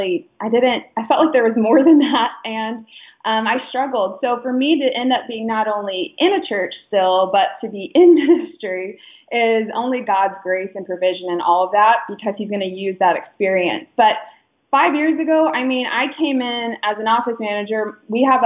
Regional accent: Phoenix, Arizona, United States; I am from Phoenix, Arizona. I love it here

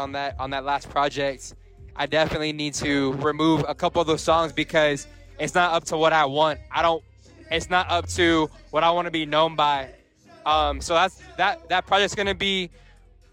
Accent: San Antonio, Texas, United States; born or raised there

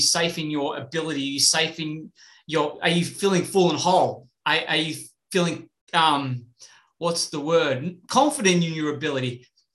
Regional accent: Australia; I'm from Australia

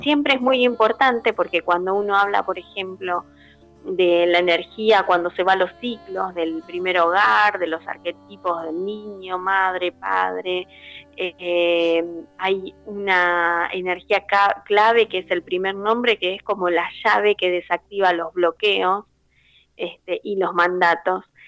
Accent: Buenos Aires, Argentina; moved away as an adult; now in Bragado, Argentina; soy de Buenos Aires, pero estoy viviendo en Bragado, que está a 200 kilómetros.

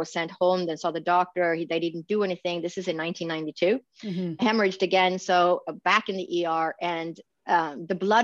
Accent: Sweden; moved away as an adult; also born or lived in Stockholm / Boston / New York; now in Phoenix, United States; I was born and raised in Sweden, in Scandinavia.

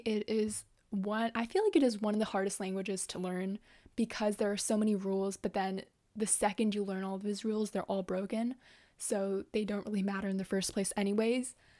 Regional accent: Canada; English is a second language; also born or lived in Japan; I grew up here in Canada, but I've gone to Japanese school

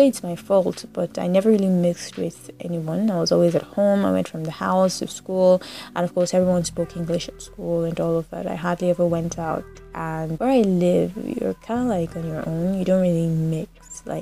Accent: Enugu, Enugu State, Nigeria; also born or lived in Lagos, Nigeria; I was born in Lagos, but then my parents moved here when I was about 2 years old. And here is Enugu.

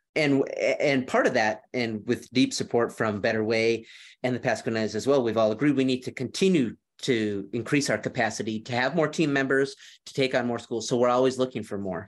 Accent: Rochester, Minnesota, United States; accent: Minnesota; moved away; I'm from Rochester, Minnesota, which is in southeastern Minnesota

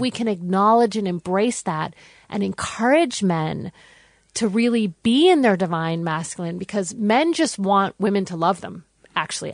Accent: United States; now in Australia; I'm American.

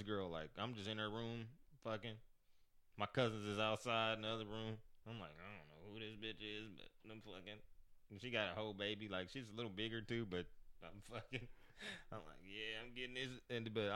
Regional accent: Kansas City, United States; I'm from Kansas City

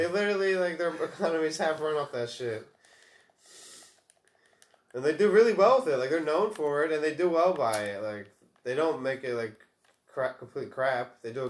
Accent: New Jersey, United States; we are from Jersey.

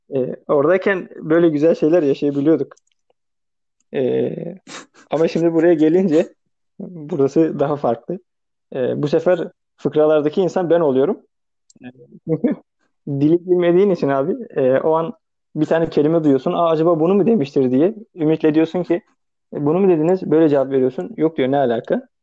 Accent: Turkey; moved away as an adult; now in France; yüzde yüz Türk'üm. Türkiye'den gelmişim

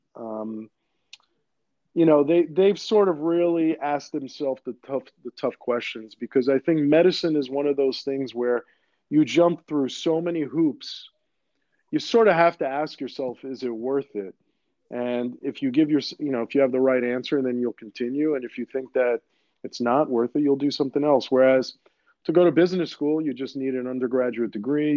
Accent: New York City, New York, United States; first language Greek; English is a second language; I grew up in Queens.

